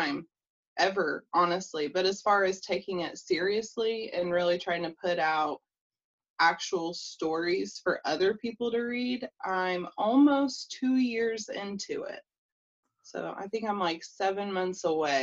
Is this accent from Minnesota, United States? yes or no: no; Indiana, United States; I'm from Indiana.